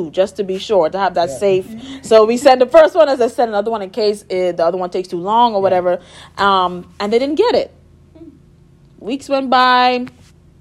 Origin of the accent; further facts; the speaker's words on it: Nassau, New Providence, Bahamas; moved away as an adult; I'm from Nassau, Bahamas